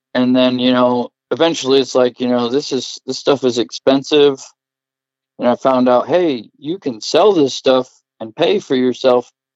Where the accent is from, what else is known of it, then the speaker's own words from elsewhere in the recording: Covington, Iowa, United States; I was born and raised in Covington, Iowa, right outside of Cedar Rapids